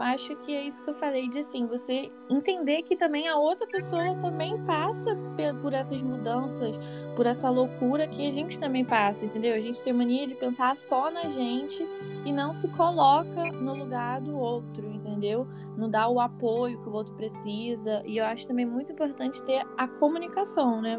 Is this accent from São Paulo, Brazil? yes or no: no; Nova Iguaçu, Rio de Janeiro, Brazil; sou aqui de Nova Iguaçu